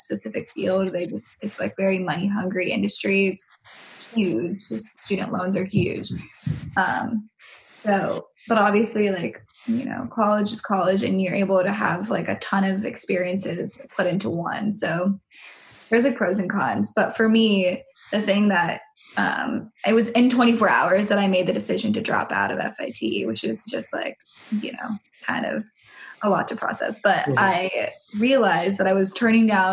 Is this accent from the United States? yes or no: yes; San Francisco Bay Area, California, United States; moved away; I'm also from the Bay Area